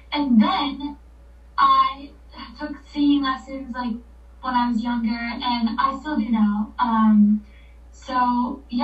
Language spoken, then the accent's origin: English; Florida, United States; I'm from Florida